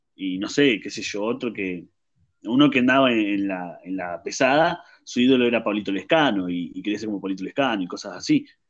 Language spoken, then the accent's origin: Spanish; Argentina